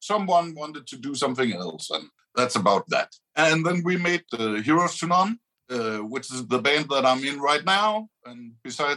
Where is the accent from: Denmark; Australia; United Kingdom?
Denmark; Aarhus, Central Denmark Region; so that's where I'm from, and I've lived all my life